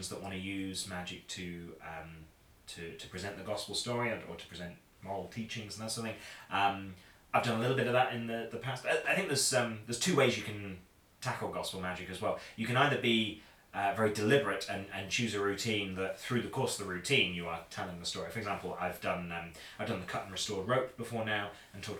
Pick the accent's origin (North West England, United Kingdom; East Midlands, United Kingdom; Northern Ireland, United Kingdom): East Midlands, United Kingdom; Boston; I grew up in Boston in Lincolnshire in the East Midlands